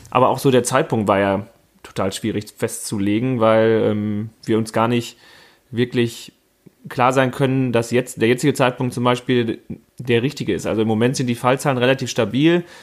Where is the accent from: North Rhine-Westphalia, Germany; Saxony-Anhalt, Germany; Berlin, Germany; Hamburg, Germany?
North Rhine-Westphalia, Germany; Freckenhorst; ich komme aus Freckenhorst, also bin in Warendorf geboren, an einem Fettmarktsonntag, wie ich immer gerne sage, an sehr stürmischen Fettmarktsonntag, ähm, im Jahr 1986, bin also 33 Jahre alt